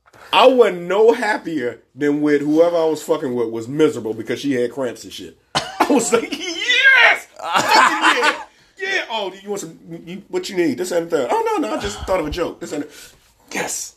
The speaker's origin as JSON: {"language": "English", "town": "Cleveland", "region": "Ohio", "country": "United States", "said": "I'm from Cleveland."}